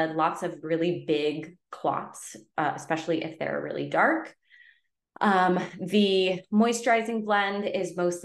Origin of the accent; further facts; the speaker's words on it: Connecticut, United States; now in Southern California, United States; Where I grew up in Connecticut, we had well water